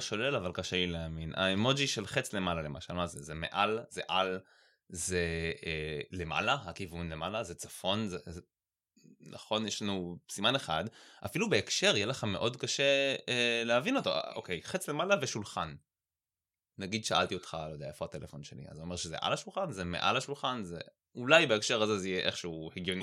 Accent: Haifa, Haifa District, Israel; אני חיפאי

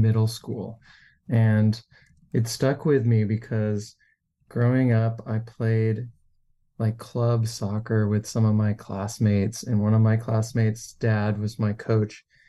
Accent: Seattle, Washington, United States; I grew up and was born and raised in Seattle

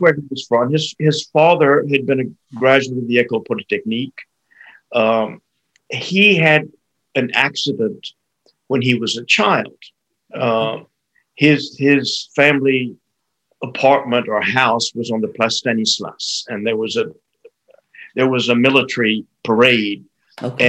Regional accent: United States; I grew up in the United States

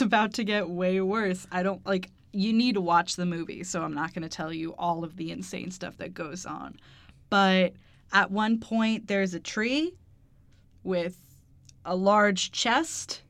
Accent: United States; We're American heathens

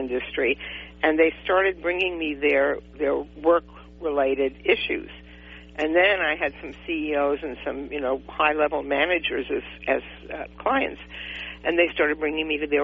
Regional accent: New York City, New York, United States; moved away as an adult; now in California, United States; I was born and raised in New York City

